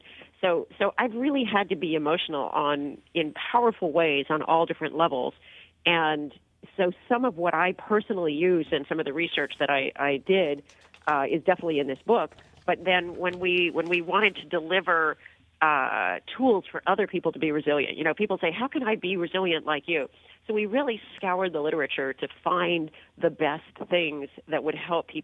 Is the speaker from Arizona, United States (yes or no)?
no; San Diego, California, United States; I grew up in San Diego and became a skier.